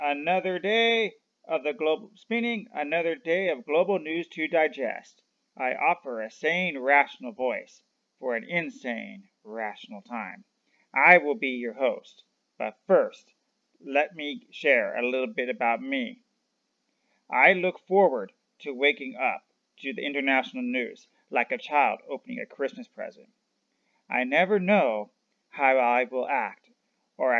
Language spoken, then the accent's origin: English; United States; I'm from America